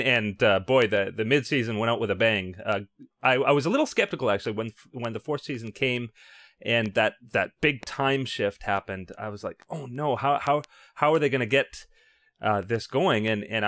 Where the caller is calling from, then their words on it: Toronto, Ontario, Canada; Yeah, so this is a Canadian interview, because I'm calling from Toronto.